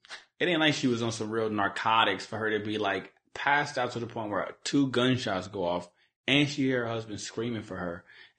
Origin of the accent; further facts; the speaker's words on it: Decatur, Georgia, United States; I'm not technically from Atlanta. I'm from Decatur, Zone 60, Atlanta, Covington, Highway, Glenwood